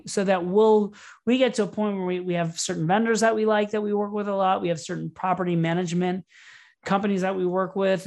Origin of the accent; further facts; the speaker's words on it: Orlando, Florida, United States; also born or lived in New York / Brooklyn; now in Miami, United States; I grew up in Orlando, Florida